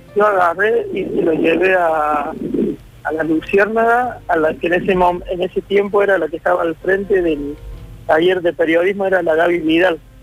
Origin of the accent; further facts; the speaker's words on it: Córdoba, Argentina; el barrio donde yo me crié, en Villa La Tela